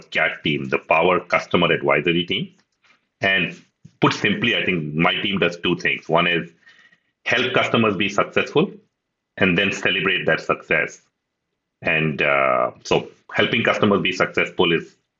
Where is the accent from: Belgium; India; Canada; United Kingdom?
India; Pune, Maharashtra; moved away as an adult; also born or lived in Uttarakhand; now in Seattle, United States; I grew up in Pune as well